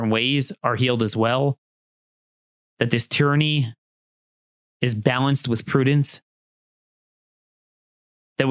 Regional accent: Maryland, United States; Maryland, my home state

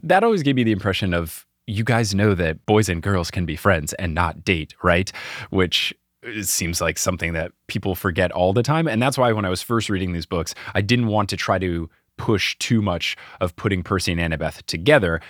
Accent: New Jersey, United States; moved away; also born or lived in Houston, Texas / New York; Growing up in New Jersey

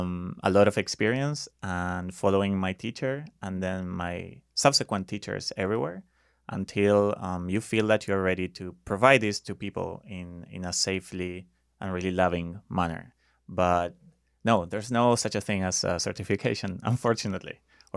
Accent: Buenos Aires, Argentina; English is a second language; moved away as an adult; now in United States; So, I lived there until I was 23. And then eventually, 10 years ago, I moved here because of a woman.

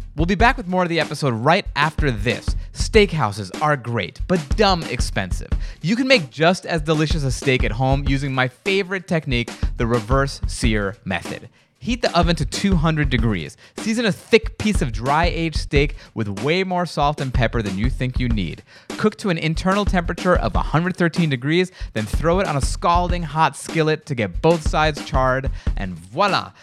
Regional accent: New York, United States; I'm from New York

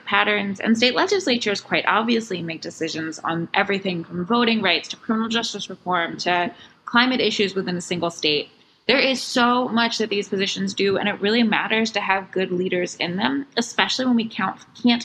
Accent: Northern Virginia, United States; moved away as an adult; now in Brooklyn, United States; I was born and raised in Northern Virginia

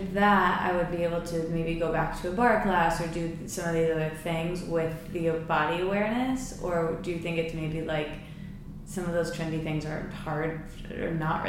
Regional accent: Michigan, United States; now in New York, United States; we're both from Michigan

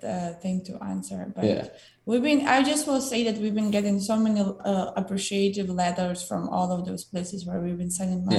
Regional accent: Ukraine; English is a second language; moved away as an adult; now in United States; my country and support my people.

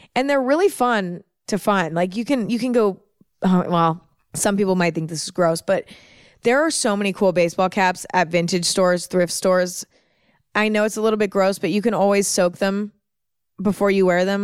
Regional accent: San Francisco Bay Area, Northern California, United States; I'm from the San Francisco Bay Area in Northern California. I'm from there. I grew up there

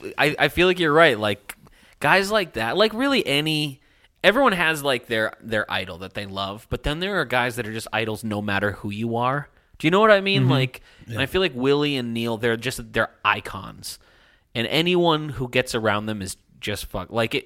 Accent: Canada; Because I'm Canadian.

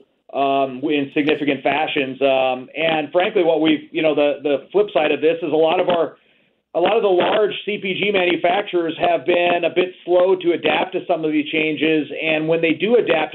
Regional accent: United States; also born or lived in Chicago, Illinois; I'm calling in today from Chicago, Illinois. So I'm an American

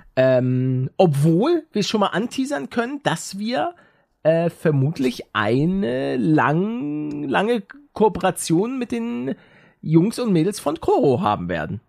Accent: Hamburg, Germany; als Norddeutscher, als, als Hamburger

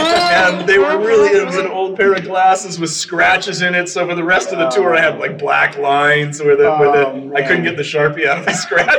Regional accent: Garden Grove, California, United States; also born or lived in Los Angeles; now in Sunset Beach, United States; My parents moved to Garden Grove when I was 18 months old. So okay. I grew up in Garden Grove.

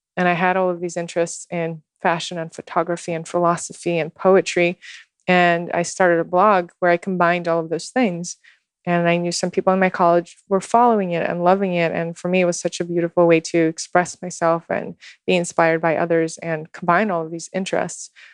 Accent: Moscow, Russia; born or raised there; English is a second language; moved away as an adult; also born or lived in Houston, Texas / New York

